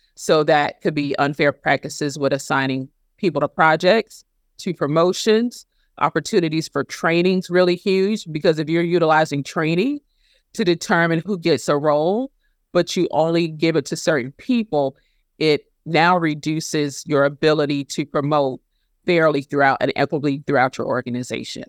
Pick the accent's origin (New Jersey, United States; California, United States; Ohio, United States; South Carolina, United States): South Carolina, United States; my home state of South Carolina